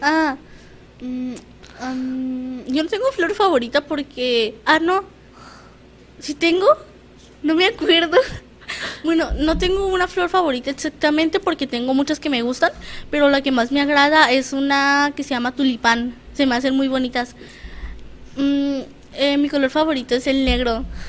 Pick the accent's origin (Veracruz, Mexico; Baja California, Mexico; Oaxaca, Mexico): Baja California, Mexico; Tijuana; yo toda mi vida he estado aquí en Tijuana